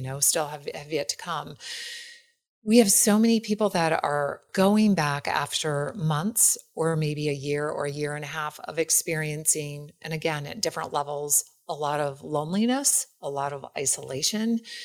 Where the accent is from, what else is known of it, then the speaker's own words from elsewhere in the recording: Wisconsin, United States; I'm from Wisconsin